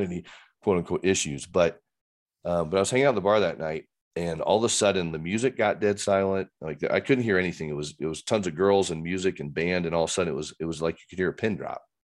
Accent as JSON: {"language": "English", "town": "Fort Wayne", "region": "Indiana", "country": "United States", "tie": "born or raised there", "moved": "yes", "lives_now": "Littleton, United States", "said": "grew up in Fort Wayne, Christian home, aunts, uncles, cousins, everybody was in Fort Wayne"}